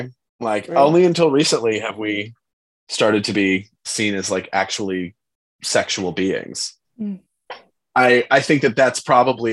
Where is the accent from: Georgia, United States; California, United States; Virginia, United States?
California, United States; San Francisco; I grew up in San Francisco